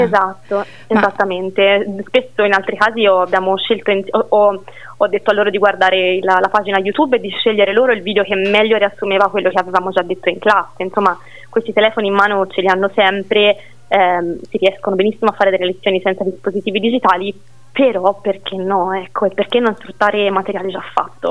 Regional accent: Siena, Tuscany, Italy; sono nata e cresciuta a Siena

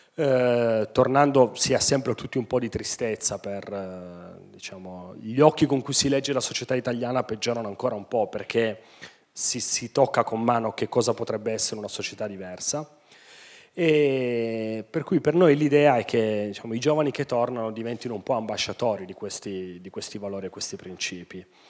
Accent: Turin, Piedmont, Italy; siamo nati e cresciuti tutti a Torino

